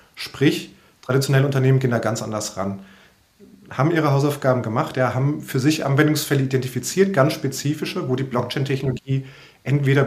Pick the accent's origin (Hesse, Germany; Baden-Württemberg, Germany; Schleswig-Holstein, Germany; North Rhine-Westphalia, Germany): Hesse, Germany; Frankfurt; ich bin ja auch Frankfurter